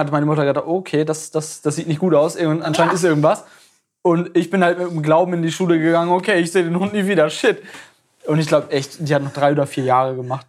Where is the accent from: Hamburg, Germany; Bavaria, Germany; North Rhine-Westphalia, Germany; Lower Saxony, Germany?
Lower Saxony, Germany; East Frisia; ich bin in Ostfriesland geboren.